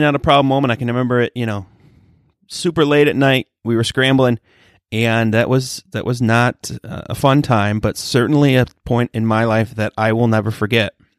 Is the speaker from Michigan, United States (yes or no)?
yes; Michigan, United States; I'm from Michigan